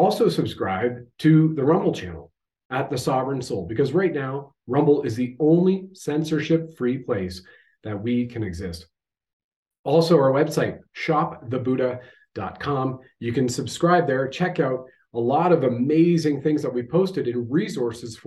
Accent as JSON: {"language": "English", "country": "Canada"}